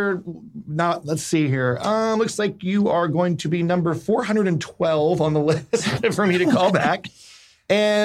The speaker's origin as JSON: {"language": "English", "town": "Cherry Hill", "region": "New Jersey", "country": "United States", "tie": "born or raised there", "also_born_or_lived": "Philadelphia", "said": "we grew up in Cherry Hill, New Jersey"}